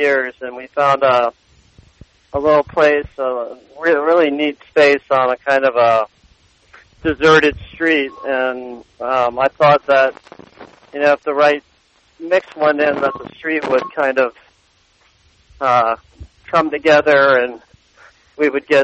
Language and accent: English; Rhode Island, United States; moved away; also born or lived in Boston; growing up in Rhode Island, you're, and working in Boston